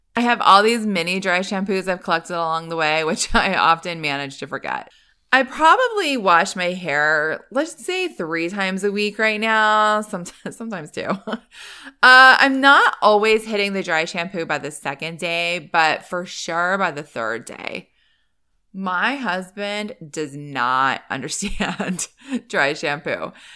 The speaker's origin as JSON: {"language": "English", "region": "East Coast", "country": "United States", "tie": "born or raised there", "moved": "yes", "said": "I grew up on the East Coast."}